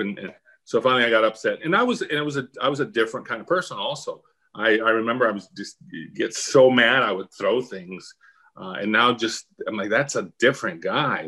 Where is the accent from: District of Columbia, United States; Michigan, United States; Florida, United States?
Florida, United States; Miami; moved away as an adult; I was from Miami